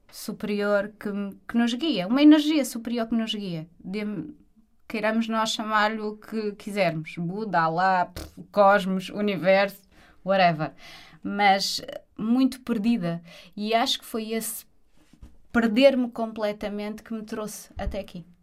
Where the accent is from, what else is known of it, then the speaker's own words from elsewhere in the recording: Portugal; porque eu sou da aldeia. sou da Mares. Uhum. Um conselho pertíssimo do Jerez.